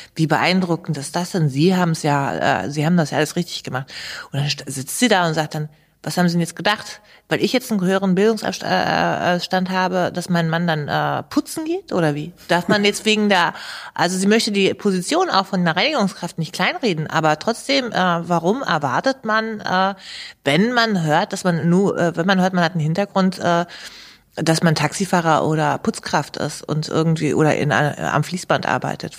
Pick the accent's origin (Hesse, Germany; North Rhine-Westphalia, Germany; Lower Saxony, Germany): Lower Saxony, Germany; Hanover; also born or lived in Gehrden; aus meinem Heimatstadtteil